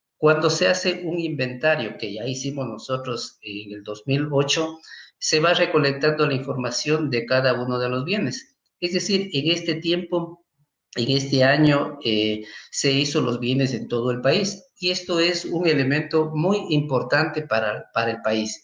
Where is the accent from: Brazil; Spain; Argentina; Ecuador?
Ecuador; Quito, Pichincha; yo soy del Cantón Quito, de la parroquia de San Antonio de Pichincha. Eh, mis padres también son de la misma zona